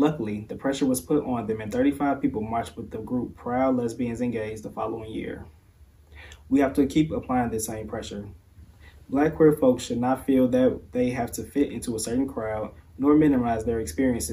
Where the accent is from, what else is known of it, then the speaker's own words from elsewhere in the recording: Chicago, Illinois, United States; Growing up in Chicago